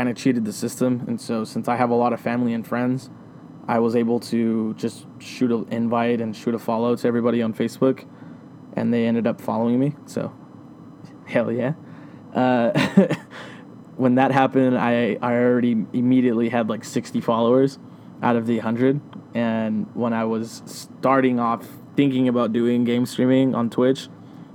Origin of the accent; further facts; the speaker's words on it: Riverside, California, United States; now in Yucaipa, United States; I'm from Riverside, California. I was born and raised there my whole life.